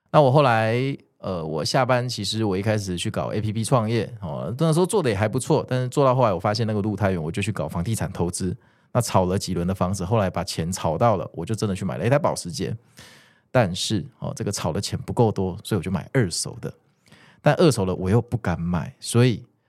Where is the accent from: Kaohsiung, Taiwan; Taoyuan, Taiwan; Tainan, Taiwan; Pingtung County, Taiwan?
Kaohsiung, Taiwan; moved away; also born or lived in Taipei; 我是一个高雄人啊